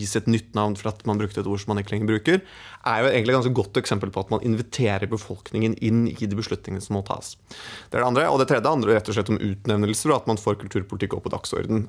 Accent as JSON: {"language": "Norwegian", "area": "Hedmark", "region": "Innlandet", "country": "Norway", "said": "jeg er fra Hedmark"}